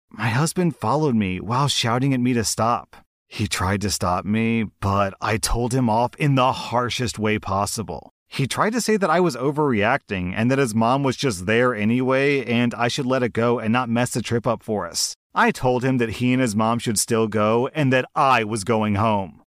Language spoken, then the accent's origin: English; United States; I'm an American